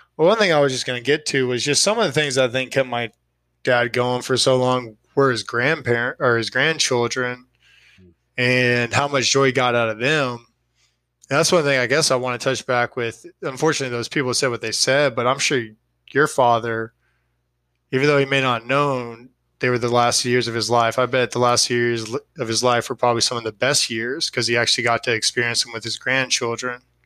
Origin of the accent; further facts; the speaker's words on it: Austin, Texas, United States; I'm from Austin. I live in Austin.